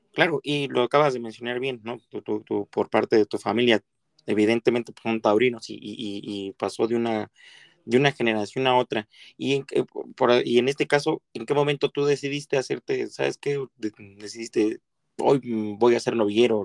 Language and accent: Spanish; Mexico; nosotros como mexicanos